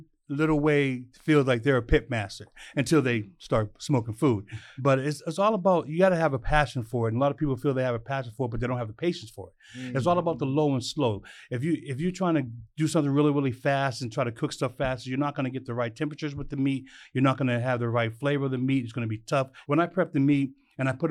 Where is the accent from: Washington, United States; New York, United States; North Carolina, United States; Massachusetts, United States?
Massachusetts, United States; Boston; moved away; I was born in Boston, Massachusetts.